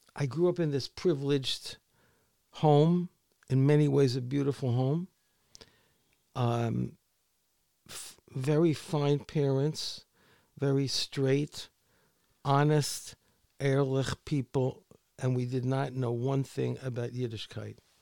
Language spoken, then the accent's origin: English; New York City, New York, United States; I grew up on the Upper East Side of Manhattan